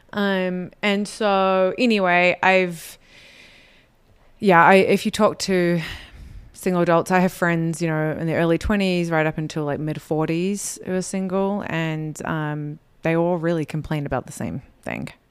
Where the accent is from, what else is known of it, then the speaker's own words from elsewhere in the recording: New Zealand; moved away as an adult; now in Utah, United States; I was born here in Utah, but I was raised in New Zealand, and so I grew up in an L D S community that was quite a bit different from here in Utah